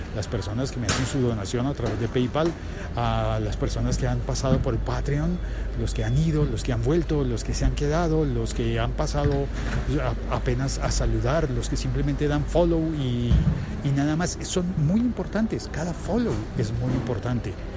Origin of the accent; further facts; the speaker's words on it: Colombia; en mi país